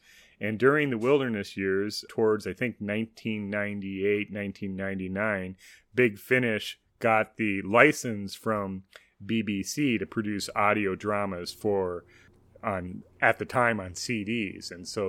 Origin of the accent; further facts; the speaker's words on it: United States; speaking from an American perspective, it definitely is very English.